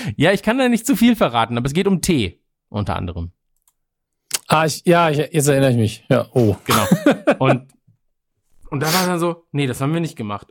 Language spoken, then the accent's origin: German; Krefeld, North Rhine-Westphalia, Germany; now in Munich, Germany; in Krefeld, quasi in meiner Heimat